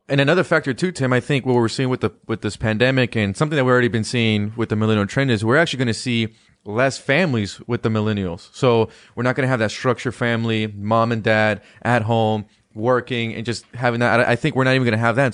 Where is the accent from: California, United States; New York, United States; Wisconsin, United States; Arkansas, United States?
California, United States; Palmdale; moved away as an adult; now in Washington, D.C., United States; I went back home to, to California, that's my, my hometown in, in Palmdale